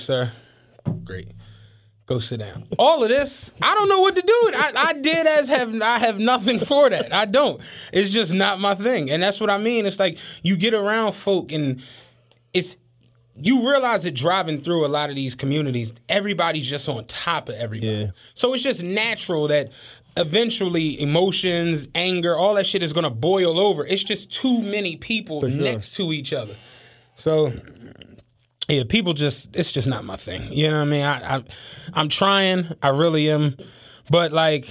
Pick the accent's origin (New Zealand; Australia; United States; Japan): United States; Philadelphia, Pennsylvania; I'm a nigga from Philly